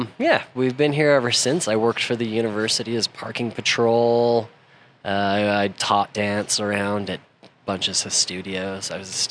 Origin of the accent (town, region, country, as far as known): Salt Lake City, Utah, United States; born or raised there; also born or lived in Albuquerque, New Mexico / Belgium